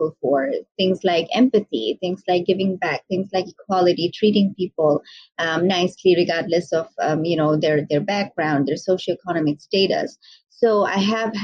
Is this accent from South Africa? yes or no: no; Bangladesh; also born or lived in Malaysia / Michigan, United States; I am from Bangladesh, also based in Bangladesh now.